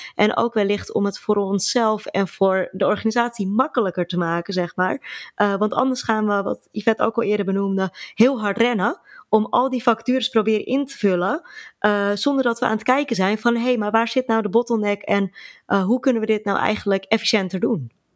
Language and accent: Dutch; Alkmaar, North Holland, Netherlands; ik kom uit Alkmaar.